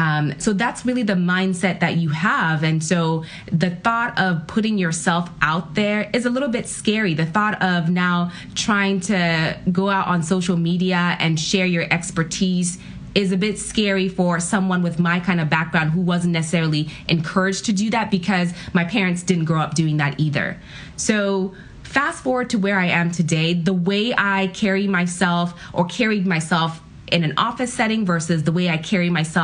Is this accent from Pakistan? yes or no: no; Ghana; now in United States; My family is an immigrant family. I'm from Ghana, West Africa. And so when we first moved to the U.S., really your mindset is you got to succeed.